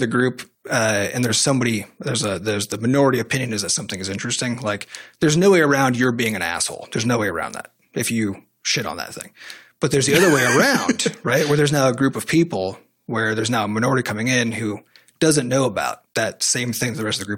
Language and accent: English; United States; as an American